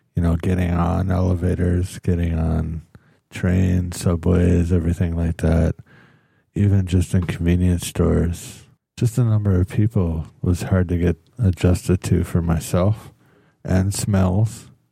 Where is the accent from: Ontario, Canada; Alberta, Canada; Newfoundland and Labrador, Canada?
Newfoundland and Labrador, Canada; moved away as an adult; now in South Korea; My family is obviously being Irish and from Newfoundland